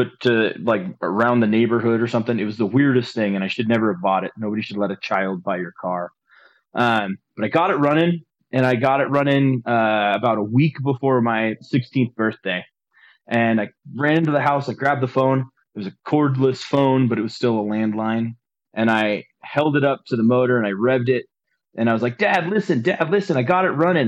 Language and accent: English; Anchorage, Alaska, United States; I grew up in Alaska, and so basically we lived in Anchorage